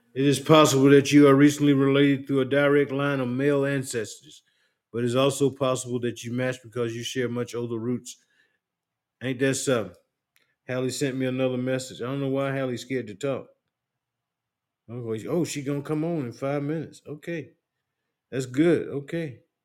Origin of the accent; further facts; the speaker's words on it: Union, South Carolina, United States; moved away; I grew up in Union, went to Union High School, getting ready to move back down to Union